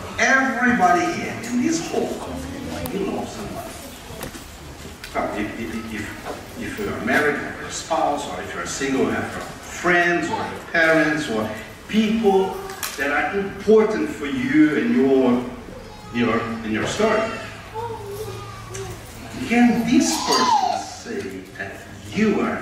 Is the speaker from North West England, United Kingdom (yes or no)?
no; Glasgow, Scotland, United Kingdom; by my accent, you can see I'm from Glasgow